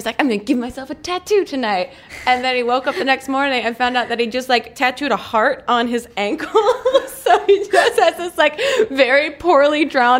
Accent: New Jersey, United States; I'm from New Jersey, and that was a very, like, the Jersey Shore.

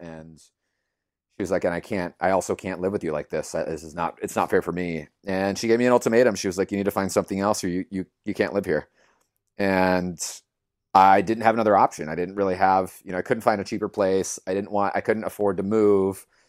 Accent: Los Angeles, California, United States; I was born and raised in East L

